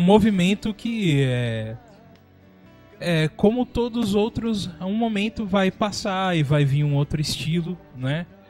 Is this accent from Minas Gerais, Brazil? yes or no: no; São Paulo, Brazil; moved away as an adult; now in São José dos Campos, Brazil; eu era de São Paulo, né? Hoje a gente está aqui em São José dos Campos. Mas minha infância foi em São Paulo, minha adolescência lá também